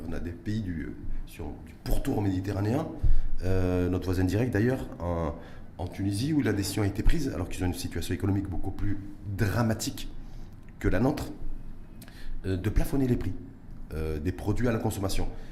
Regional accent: Morocco; chez nous, au Maroc

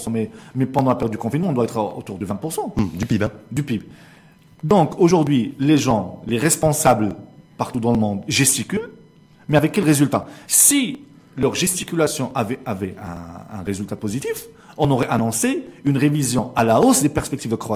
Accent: Morocco; chez nous au Maroc

